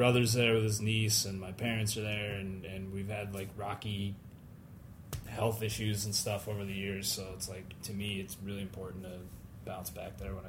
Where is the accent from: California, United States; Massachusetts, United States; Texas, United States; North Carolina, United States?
Massachusetts, United States; Pittsfield; I'm from. Let's see, I'm from Western Mass, so in the Berkshires.